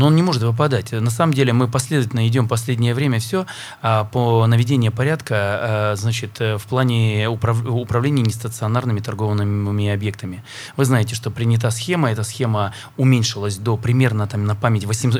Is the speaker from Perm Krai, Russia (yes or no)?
yes; Perm, Perm Krai, Russia; как пермяк